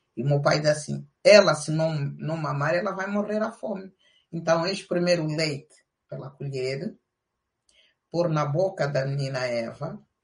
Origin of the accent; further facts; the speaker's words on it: Lobito, Benguela, Angola; moved away as an adult; also born or lived in Canhara; now in Portugal; E com a guerra viemos para o Lubito, a terra onde nasci, eu sou natural do Lubito